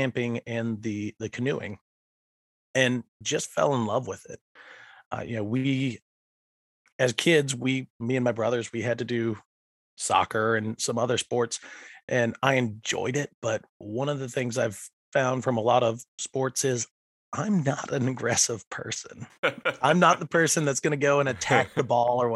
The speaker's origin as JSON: {"language": "English", "area": "Franklin County, outside Roanoke", "region": "Virginia", "country": "United States", "tie": "born or raised there", "moved": "yes", "lives_now": "Chesterfield, United States", "said": "I grew up just outside of Roanoke in Franklin County, and so it was a lot of nature out there."}